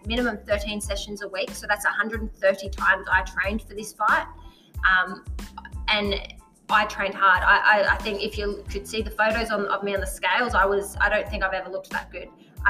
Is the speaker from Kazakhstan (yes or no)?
no; Adelaide, South Australia, Australia; I'm from Adelaide